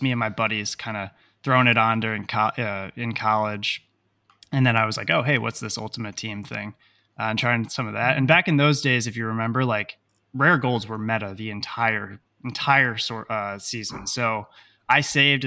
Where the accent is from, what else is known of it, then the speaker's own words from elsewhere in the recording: New York City, New York, United States; I am from New York City. I live in Manhattan with my beautiful fiance